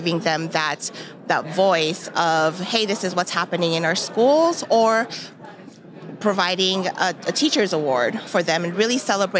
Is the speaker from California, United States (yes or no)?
yes; California, United States; now in Arkansas, United States; Yes, I am a transplant. I came from California. I will have my Northwest Arkansas anniversary on Thanksgiving to the day.